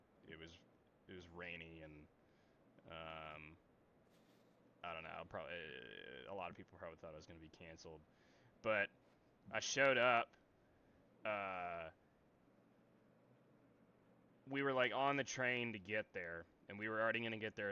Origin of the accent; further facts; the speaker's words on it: Tennessee, United States; Tennessee, United States